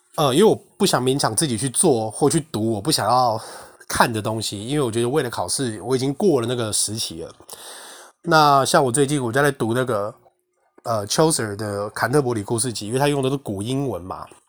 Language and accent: Chinese; Taiwan; 我们台湾人